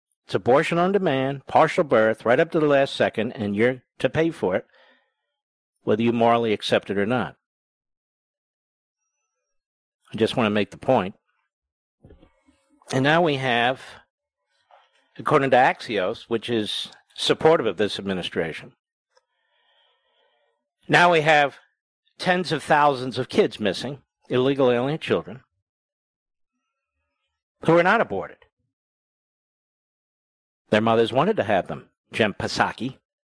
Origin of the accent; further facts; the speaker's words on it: Philadelphia, Pennsylvania, United States; I'm from Philadelphia. The pictures I see and from friends of mine back there, they've never seen anything like this.